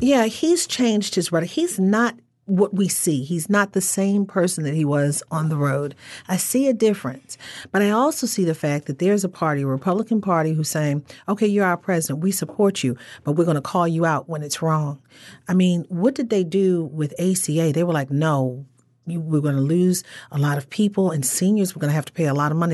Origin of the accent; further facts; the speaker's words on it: Baltimore, Maryland, United States; I'm still from the Baltimore area